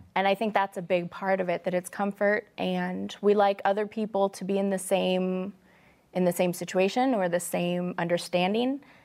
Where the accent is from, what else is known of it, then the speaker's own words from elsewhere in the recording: Midwest, United States; I'm a Midwesterner